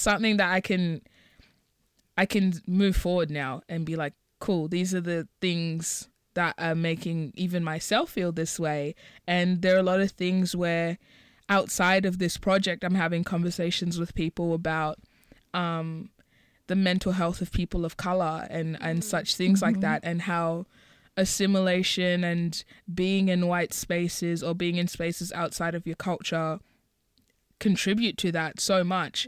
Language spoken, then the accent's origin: English; Botswana; I was born in Botswana, and neither of my parents are from Botswana